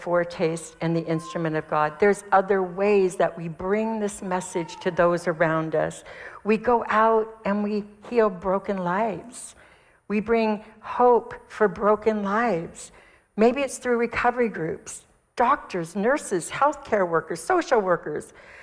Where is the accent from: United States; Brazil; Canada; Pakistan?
United States; I'm from America.